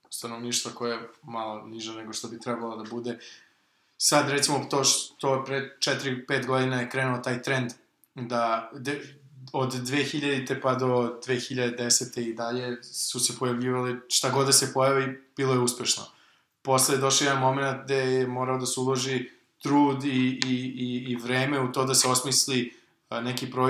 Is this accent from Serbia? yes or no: yes; Serbia